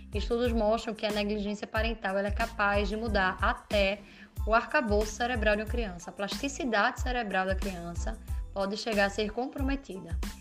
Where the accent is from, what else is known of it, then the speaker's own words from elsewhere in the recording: Recife, Pernambuco, Brazil; moved away as an adult; now in Madrid, Spain; Eu sou também recifense, pernambucana, mas há quase cinco anos eu moro em Madrid